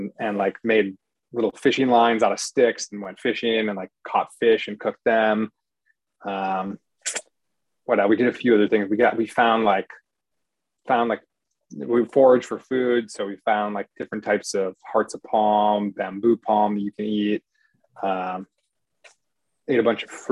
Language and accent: English; Wisconsin, United States; I grew up in Wisconsin